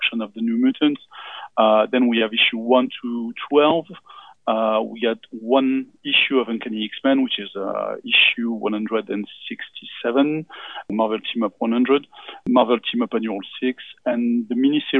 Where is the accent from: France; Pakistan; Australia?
France; accent: French; English is a second language; I'm from France because my accent may betray me.